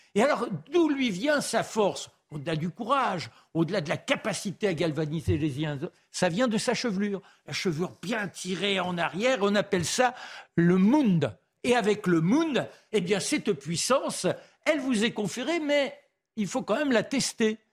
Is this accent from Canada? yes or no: no; France; je suis français